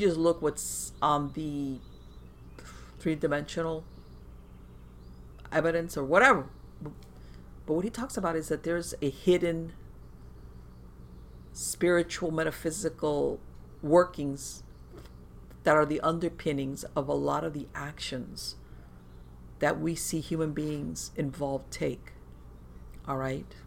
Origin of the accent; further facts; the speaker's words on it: Miami, Florida, United States; I was born in the United States, never been to Cuba, but I grew up surrounded by the Cuban community